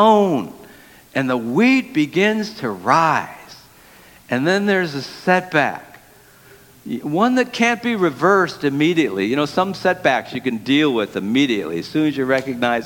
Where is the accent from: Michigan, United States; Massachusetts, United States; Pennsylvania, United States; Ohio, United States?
Michigan, United States; Detroit; I grew up in the city of Detroit